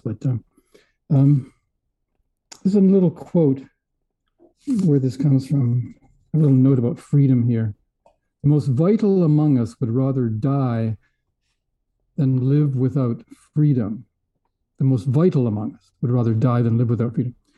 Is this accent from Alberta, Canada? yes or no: yes; Edmonton, Alberta, Canada; moved away; also born or lived in Vancouver; I was from Edmonton. I was a prairie boy.